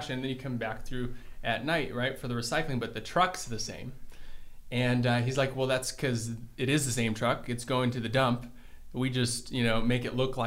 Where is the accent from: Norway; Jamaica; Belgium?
Belgium; Brussels, Brussels-Capital Region; now in Brighton, Michigan, United States; I'm from Brussels, Belgium originally